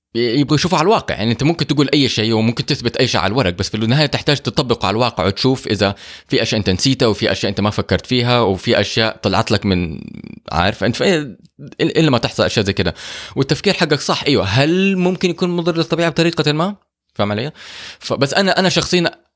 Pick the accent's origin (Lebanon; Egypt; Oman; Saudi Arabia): Saudi Arabia; احنا عندنا في السعوديه